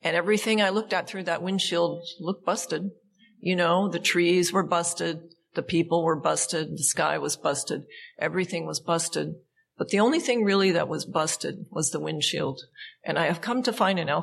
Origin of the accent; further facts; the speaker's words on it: Montana, United States; now in California, United States; I grew up in Montana